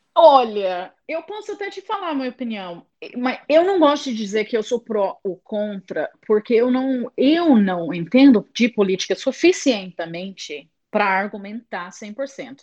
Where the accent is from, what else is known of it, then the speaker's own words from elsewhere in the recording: England, United Kingdom; Portuguese is a second language; moved away as an adult; also born or lived in Londrina, Brazil; now in London, United Kingdom; eu sou britânica, de família britânica